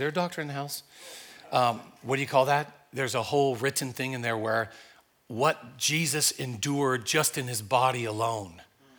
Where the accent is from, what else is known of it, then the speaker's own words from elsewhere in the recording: Oklahoma, United States; accent: Oklahoma; now in Midwest, United States; Yeah, you probably noticed my accent. A little bit different than the Midwest here. It was Oklahoma